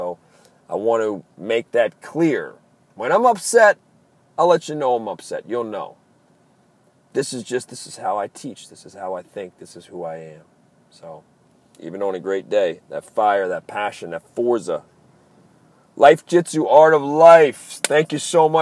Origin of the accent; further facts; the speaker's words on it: Maryland, United States; accent: East Coast; I'm from the East Coast. I'm from Maryland.